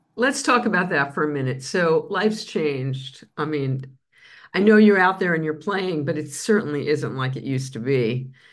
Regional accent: New York City, New York, United States; moved away; I was first on the Grand Concourse, blocks from Yankee Stadium

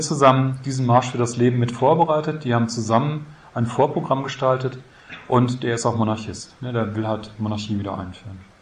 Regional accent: Münster, North Rhine-Westphalia, Germany; Bei uns in Münster, ich komme aus Münster

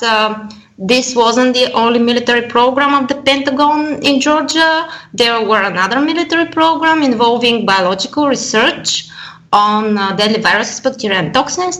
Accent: Bulgaria; I come from Bulgaria

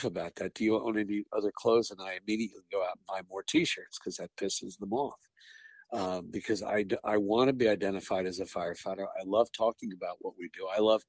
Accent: Manhasset, New York, United States; growing up in Long Island in the Manhasset Lakeville Fire District in Nassau County

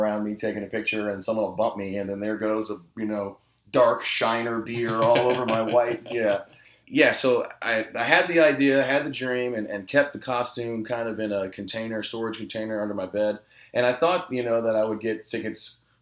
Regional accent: San Antonio, Texas, United States; growing up in San Antonio

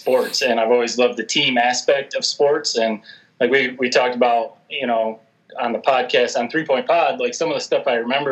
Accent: Corona, Michigan, United States; moved away as an adult; now in Bristol, United States; I'm from Corona. Most of my family's still in Michigan, so it does suck to live 13 hours away from a lot of my family.

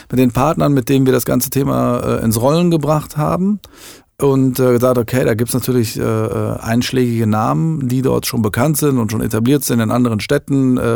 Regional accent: Düsseldorf, North Rhine-Westphalia, Germany; als ein Düsseldorfer Startup von einem echten Düsseldorfer für seine Leute

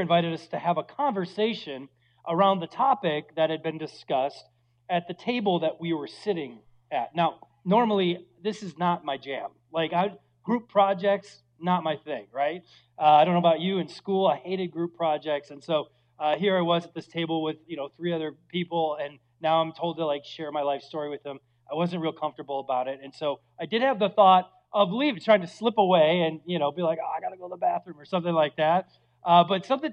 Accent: Minnesota, United States; now in Phoenix, United States; I'm from Minnesota

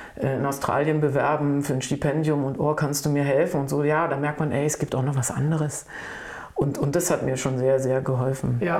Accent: Berlin, Germany; also born or lived in Saarbrücken; ich bin Berlinerin, echte. Spandauerin, aber in Charlottenburg geboren, nein, ja. Aber ich bin Berlinerin, wirklich schon immer, habe auch hier gelebt

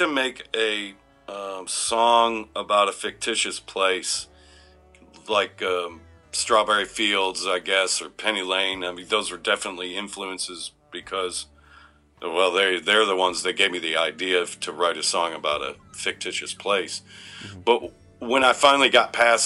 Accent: Detroit, Michigan, United States; moved away; we're from Detroit.

